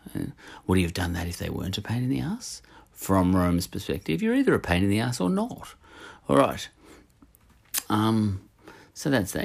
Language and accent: English; Australia; We Australians